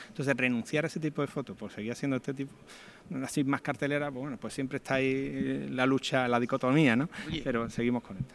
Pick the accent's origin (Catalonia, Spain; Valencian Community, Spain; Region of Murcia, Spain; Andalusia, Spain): Andalusia, Spain; Alcalá de Guadaíra; moved away as an adult; now in Seville, Spain; mi hermano y yo nos criamos en Arcalá de Guadaira